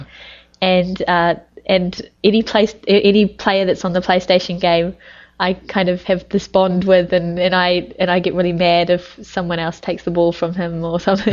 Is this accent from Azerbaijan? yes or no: no; New Zealand; now in Japan; I'm from New Zealand.